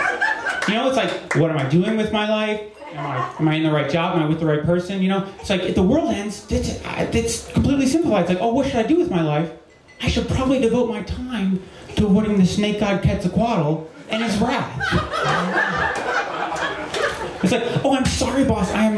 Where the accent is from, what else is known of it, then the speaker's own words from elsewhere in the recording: New Jersey, United States; moved away; I'm from New Jersey originally, not from the South